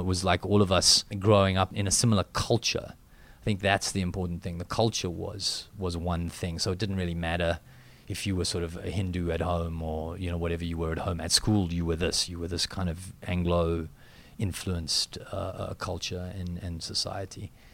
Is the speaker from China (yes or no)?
no; South Africa